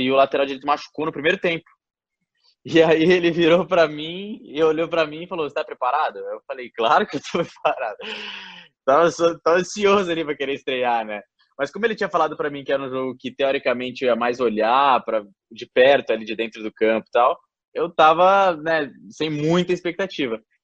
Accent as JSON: {"language": "Portuguese", "country": "Brazil", "moved": "as an adult", "lives_now": "England"}